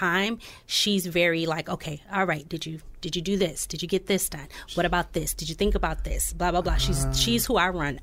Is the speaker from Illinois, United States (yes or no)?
no; Oceanside, California, United States; now in Peoria, United States; my hometown too, Oceanside, California